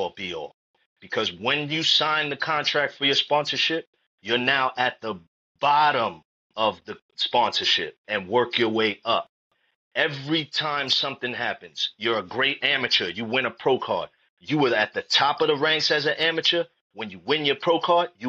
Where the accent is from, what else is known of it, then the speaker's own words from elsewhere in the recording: New York City, New York, United States; I grew up in New York City in the Bronx and Harlem